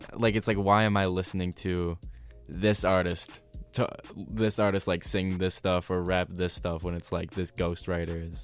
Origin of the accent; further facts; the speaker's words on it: Ohio, United States; I'm from Ohio, so we wanted to just stay in state